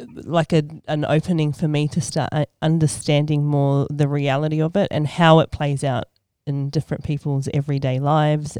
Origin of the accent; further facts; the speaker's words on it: Sydney, New South Wales, Australia; moved away as an adult; now in New Zealand; I was actually born and raised in Sydney, Australia. I moved to New Zealand in 2002